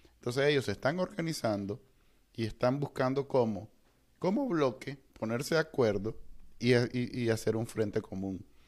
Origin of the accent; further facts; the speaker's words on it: Nicaragua; los latinos, nosotros, los nicaragüenses